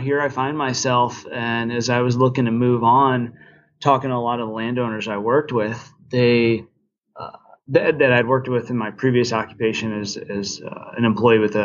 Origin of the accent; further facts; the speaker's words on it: Cleveland, Ohio, United States; moved away as an adult; also born or lived in North Carolina / Virginia; now in Carbondale, United States; I was born and raised just on the south side of Cleveland, Ohio